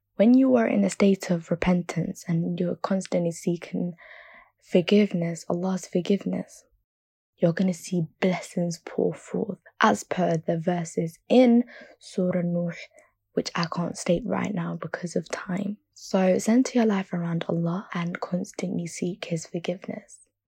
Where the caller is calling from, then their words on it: London, United Kingdom; I'm calling from London, U K